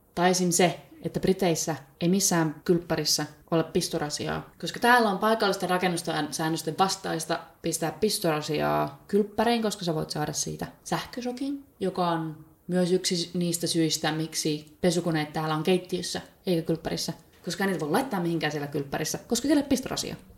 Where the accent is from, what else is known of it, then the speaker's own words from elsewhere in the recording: by Lake Päijänne, Päijät-Häme, Finland; moved away as an adult; also born or lived in Bristol, England; now in Cardiff, United Kingdom; itse olen kotoisin päijät Suomessa, sieltä Päijänteen rannalta. Jostain kumman syystä tämmöinen pienen maalaiskylän likka on päätynyt, päätynyt tänne Walesin pääkaupungin Cardiffiin